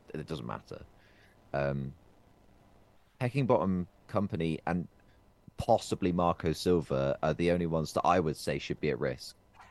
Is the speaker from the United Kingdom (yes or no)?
yes; England, United Kingdom; I'm English